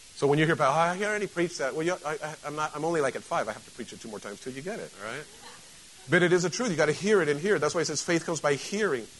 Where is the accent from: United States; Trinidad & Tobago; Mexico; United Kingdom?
Mexico; moved away; I grew up in Mexico